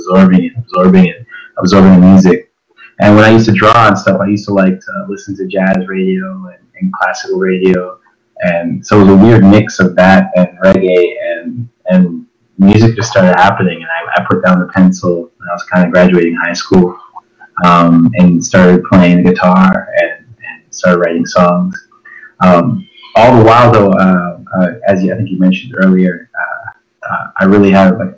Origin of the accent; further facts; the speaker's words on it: Toronto, Ontario, Canada; My parents are from Jamaica, but I was born in Toronto. I grew up in a cool place called Chesterley